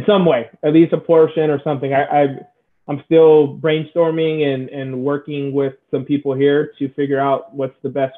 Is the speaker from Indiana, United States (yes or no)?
no; San Diego, California, United States; I'm from San Diego, so SoCal.